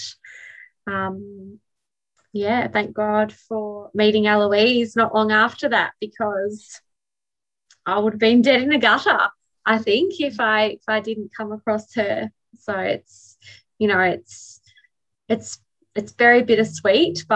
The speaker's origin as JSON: {"language": "English", "town": "Melbourne", "region": "Victoria", "country": "Australia", "said": "I'm from Melbourne."}